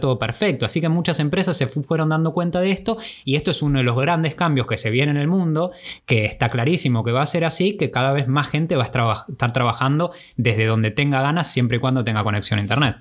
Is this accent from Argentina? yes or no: yes; Argentina; moved away as an adult; Esos primeros años desde que nos fuimos de Argentina el primero de enero del 2009